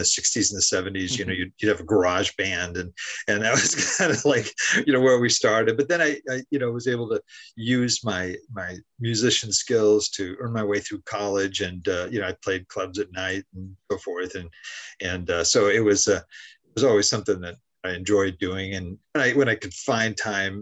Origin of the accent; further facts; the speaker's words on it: Southern California, United States; also born or lived in Haiti; I'm from Southern California. That's where I am right now. I grew up in this area